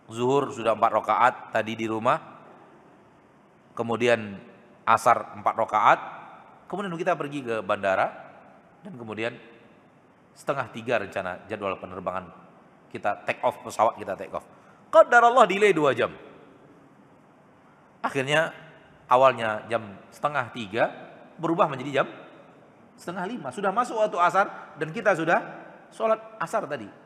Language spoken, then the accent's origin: Indonesian; Pekanbaru, Riau, Indonesia; Kita orang Pekanbaru, berarti di Jakarta kita musafir.